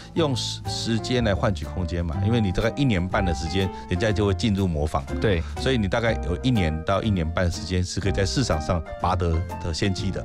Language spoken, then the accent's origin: Chinese; Taiwan; 我们台湾的孩子们